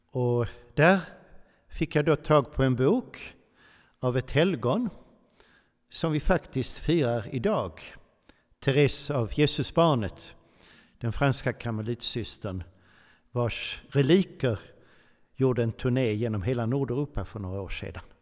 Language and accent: Swedish; Switzerland; born there; jag föddes faktiskt i Schweiz på ett katolskt sjukhus och möjligtvis har dessa nunnor stängt lite vigvatten på mig.